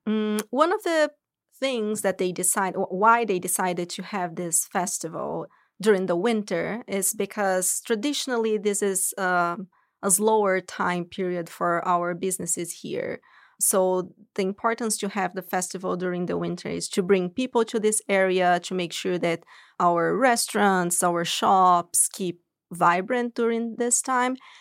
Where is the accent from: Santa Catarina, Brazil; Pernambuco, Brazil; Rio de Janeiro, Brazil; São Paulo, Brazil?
São Paulo, Brazil; moved away as an adult; now in United States; I'm originally from Brazil, São Paulo